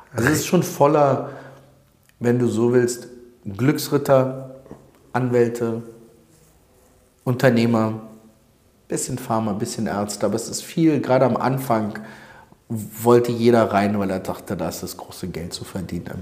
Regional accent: Berlin, Germany; also born or lived in Odessa, Ukraine (Soviet Union); gebürtig aus Odessa, Sowjetunion damals, bin als äh, Zweijähriger nach West-Berlin gekommen

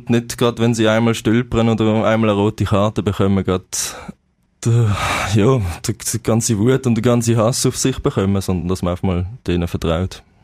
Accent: Basel, Basel-Stadt, Switzerland; Ja, sicher. Als Basler ist das Pflicht, ja

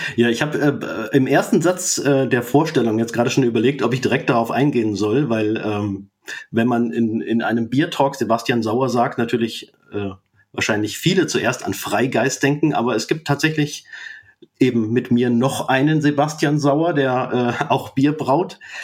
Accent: near Fulda, East Hesse, Germany; moved away as an adult; now in Jena, Germany; bin ursprünglich aus Osthessen, aus der Nähe von Fulda, dort aufgewachsen und die ersten 22 Jahre meines Lebens habe ich dort verbracht

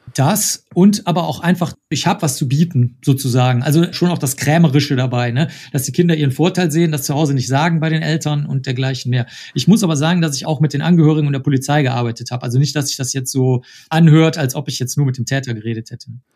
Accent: Cologne, North Rhine-Westphalia, Germany; also born or lived in United States; Ich komme aus Köln. Ich bin hier aufgewachsen

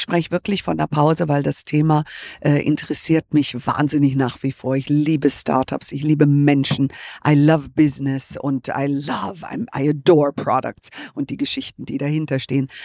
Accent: United States; moved away; ich bin ja Amerikanerin

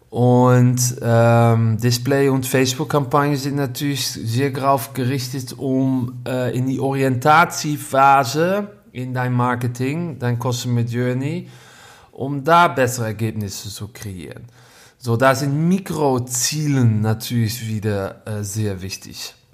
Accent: Netherlands; German is a second language; Ich bin Holländer.

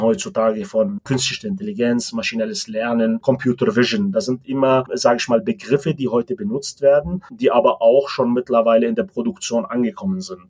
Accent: Lebanon; moved away as an adult; also born or lived in Munich, Germany / Spartanburg, United States; now in Germany; Ich komme ursprünglich aus dem Libanon, bin mit 18 Jahren sozusagen nach Deutschland gekommen, um hier mein Studium zu verfolgen

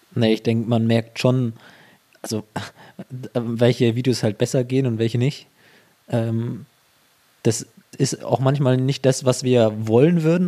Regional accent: Ansbach area, Bavaria, Germany; weil ich auch gar nicht aus Erlangen stamme. Also ich komme aus der Ansbacher Gegend

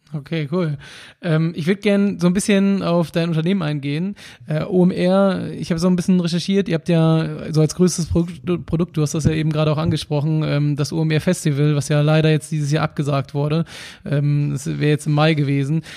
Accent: Hamburg, Germany; ich komme aus Hamburg

